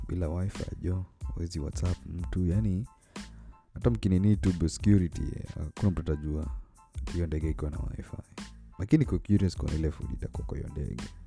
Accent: Kenya; mi ni mkenya

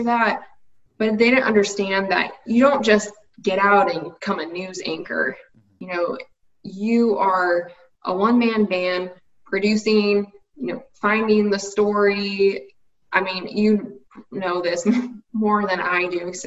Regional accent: United States; living in the States, growing up in the States

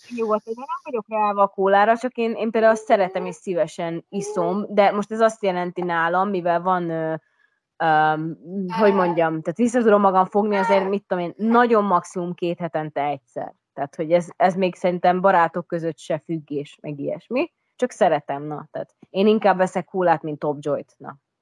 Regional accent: Hungary; moved away as an adult; also born or lived in Budapest; én ugye vidéken nőttem fel

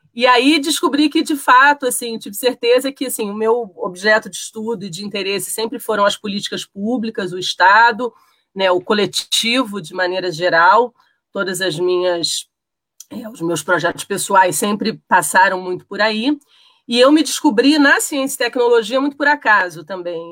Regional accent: Rio de Janeiro, Brazil; now in Brasília, Brazil; Eu sou carioca de origem, mas já radicada em Brasília há muito tempo.

